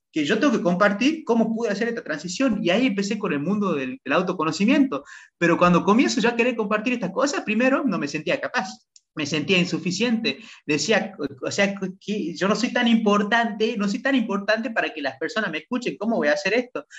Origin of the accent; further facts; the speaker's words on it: Salta, Argentina; moved away as an adult; now in Playa del Carmen, Mexico; yo soy de Salta, de Argentina, nacido en Salta, Argentina